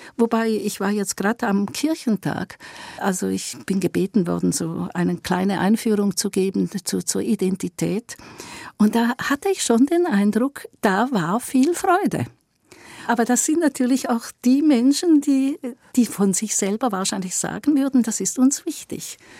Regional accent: Eastern Switzerland, Switzerland; ich bin auch eine Schweizerin und ich komm aus der Ostschweiz.

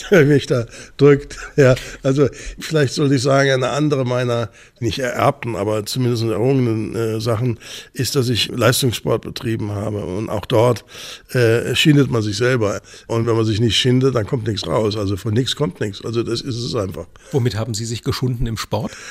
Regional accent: Bad Homburg, Hesse, Germany; born there; Ja, haben da Sie, bin ich geboren.

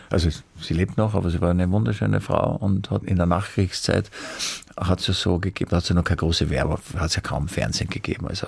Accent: Vienna, Austria; Ich bin halt ein Wiener, ich schwärme heute ein bisschen.

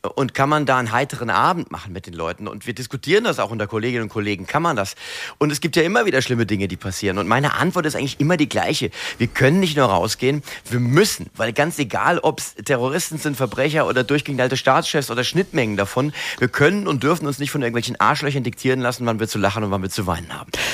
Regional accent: Mainz, Rhineland-Palatinate, Germany; Ich bin ja ein echter Mainzer. Ich bin ja hier geboren, hier aufgewachsen

